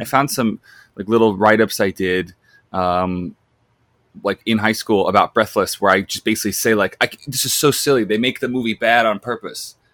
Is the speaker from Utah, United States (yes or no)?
no; Long Island, New York, United States; I'm from Long Island